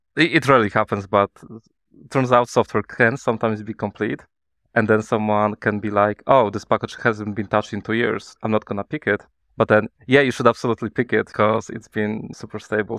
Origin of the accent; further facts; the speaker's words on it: Poland; I'm from Poland. I'm based in, uh, Kraków, Poland.